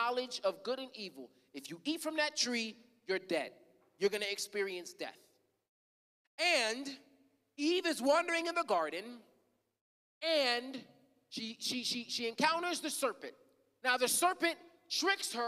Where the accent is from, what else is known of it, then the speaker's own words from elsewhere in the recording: United States; I was born in America